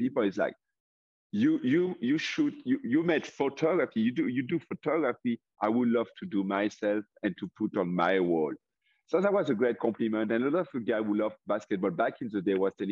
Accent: France; English is a second language; moved away as an adult; also born or lived in California; now in Tennessee, United States; There was a professional basketball team in my hometown in France

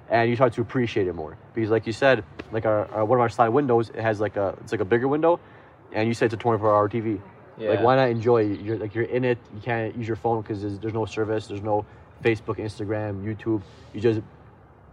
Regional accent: Midwest, United States; we come from the Midwest, where we have just flatlands, prairie lands, we have corn, we have wheat, and it's just flat

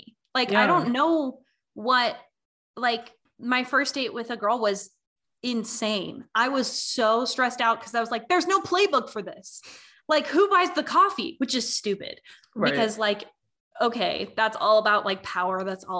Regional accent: Southern United States, United States; as a bisexual woman growing up in the Bible Belt, it's so weird.

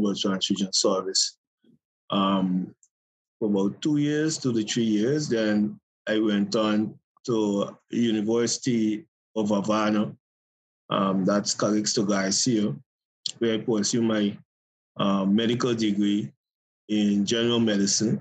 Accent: Guyana; I'm from Guyana, South America, neighbor with Venezuela, Brazil

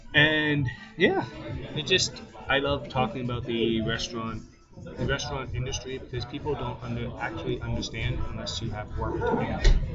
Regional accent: Guelph, Ontario, Canada; I'm originally from Guelph

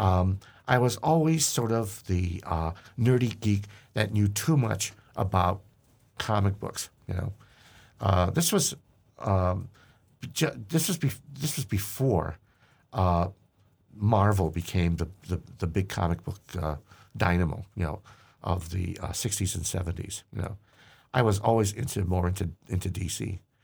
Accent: Hamtramck, Michigan, United States; I grew up in Hamtramck, Michigan, and the neighborhood movie theater was literally two blocks from where I lived

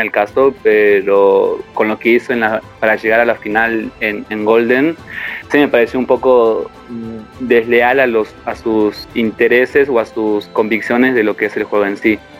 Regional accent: Argentina; somos tan pocos los argentinos que estamos

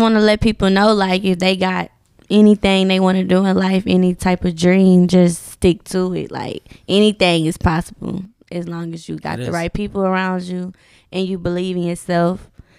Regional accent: Texas, United States; accent: Houston; I'm from Texas.

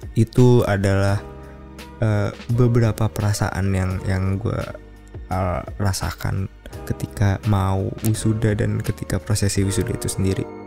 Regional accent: Bekasi, West Java, Indonesia; moved away as an adult; also born or lived in Yogyakarta; gue dari Bekasi gitu gue sekolah SMA di sekolah yang cukup oke oke okay, bahkan mungkinnya di tingkat Bekasi

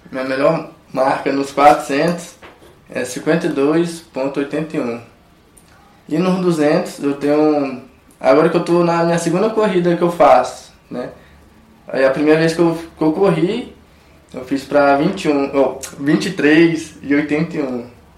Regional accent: Codó, Maranhão, Brazil; now in Goiás, Brazil; vindo da cidade de Codó, pra quem não sabe, Codó do Maranhão

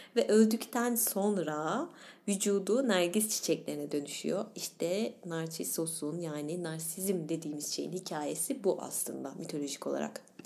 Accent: İzmir, Turkey; bir İzmirli olarak

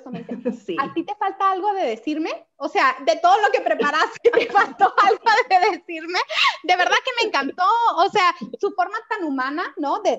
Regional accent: Mexico; Y entonces para nosotros como mexicanos eso era algo eh, verdaderamente nuevo

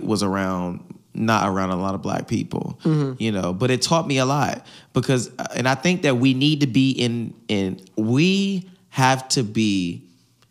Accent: Hampton, Virginia, United States; I'm from Hampton

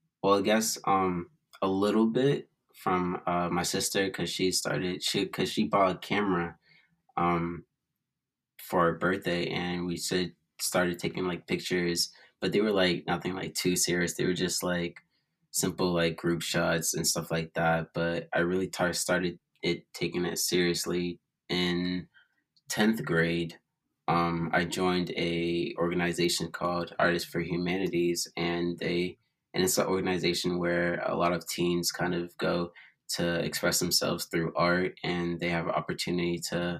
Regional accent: Boston, Massachusetts, United States; I'm from Boston, Massachusetts.

